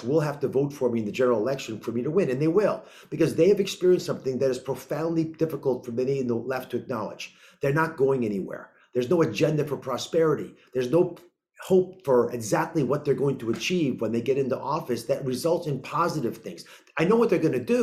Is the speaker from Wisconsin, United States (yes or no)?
no; Kennett Square, Pennsylvania, United States; also born or lived in Montgomery County, Pennsylvania; I grew up just outside of Kennett Square